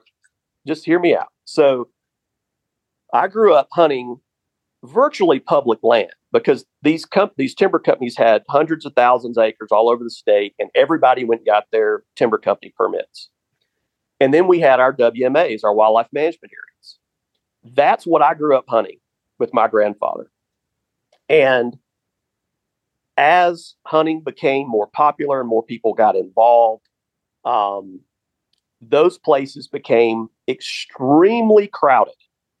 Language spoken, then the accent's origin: English; the South, United States; So I grew up in the South, and my grandfather and I used to go buy a $5 permit to hunt